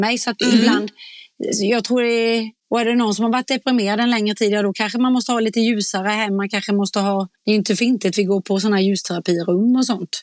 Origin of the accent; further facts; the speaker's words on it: Småland, Sweden; accent: småländska; min småländska